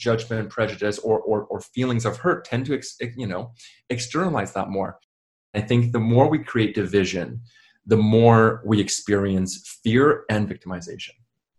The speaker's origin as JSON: {"language": "English", "town": "Vancouver", "region": "British Columbia", "country": "Canada", "tie": "born or raised there", "said": "I'm Canadian. This is my country. This is more of my country than Taiwan ever is right now. And, you know, because I grew up here."}